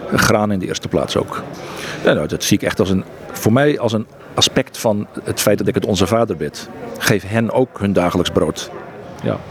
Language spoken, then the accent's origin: Dutch; Netherlands; moved away as an adult; also born or lived in Egypt